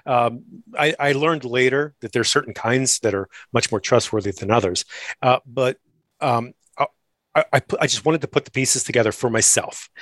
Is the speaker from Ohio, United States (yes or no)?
no; Maryland, United States; moved away as an adult; I grew up in Maryland